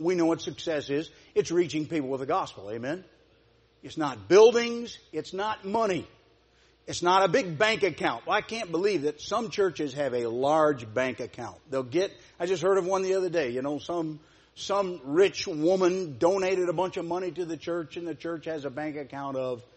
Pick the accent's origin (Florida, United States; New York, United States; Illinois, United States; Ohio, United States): Ohio, United States; Celina; I'm from Salina